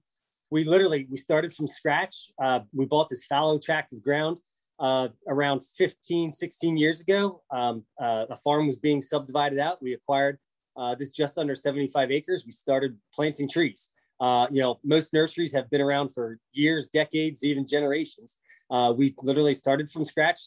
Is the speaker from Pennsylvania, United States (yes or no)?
yes; central Pennsylvania, United States; I grew up on a family dairy farm in central Pennsylvania